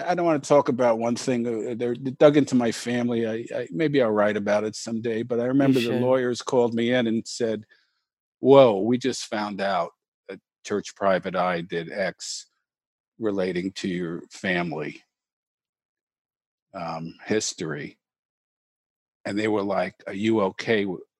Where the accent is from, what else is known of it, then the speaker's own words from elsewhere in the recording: New York, United States; I'm a New Yorker.